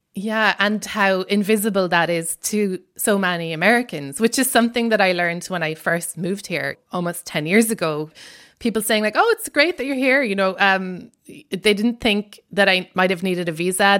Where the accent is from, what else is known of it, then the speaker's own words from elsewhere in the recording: Ireland; accent: Irish; moved away as an adult; now in United States; I'm Irish, and in case my accent wasn't obvious enough